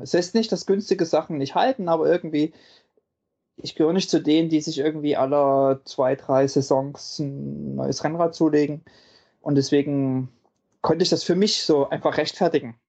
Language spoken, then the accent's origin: German; about 20 km from Leipzig, Saxony, Germany; ich komme ja sozusagen nicht ganz aus Leipzig